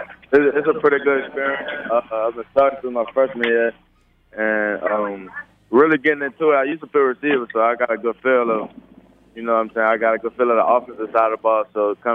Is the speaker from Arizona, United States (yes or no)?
no; New Orleans, Louisiana, United States; I'm from New Orleans too